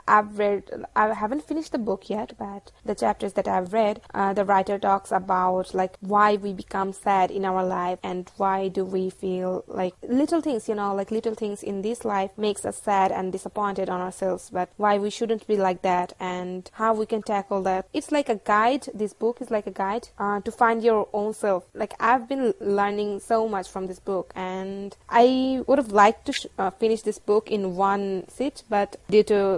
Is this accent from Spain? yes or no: no; Bangladesh; from Bangladesh, and I work as a social media manager at Muslim Manga